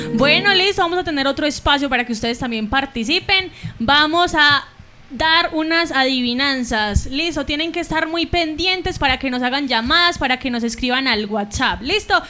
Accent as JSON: {"language": "Spanish", "town": "Aguadas", "region": "Caldas", "country": "Colombia", "said": "los aguadeños"}